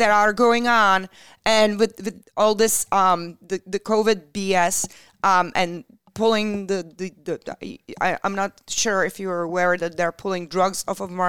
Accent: Czechia; moved away as an adult; now in United States; I'm from Czech

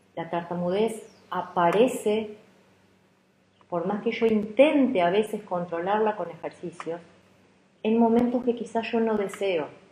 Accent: Argentina; como se dice aquí en Argentina

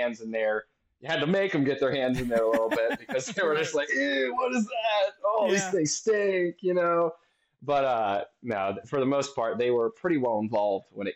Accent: Ohio, United States; we're from Ohio.

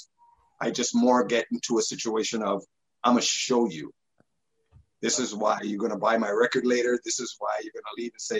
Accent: Toronto, Ontario, Canada; where we grew up in Scarborough, right at Markham, between Markham and Eglinton and Lawrence. And then we moved to Malvern right after

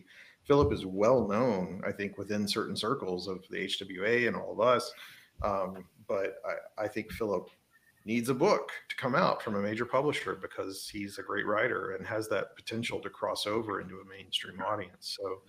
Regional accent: Arkansas, United States; moved away; He and I are both from Arkansas.

